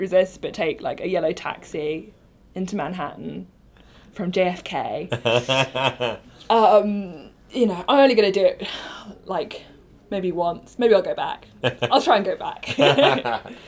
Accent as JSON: {"language": "English", "country": "United Kingdom", "accent": "British", "said": "my British accent"}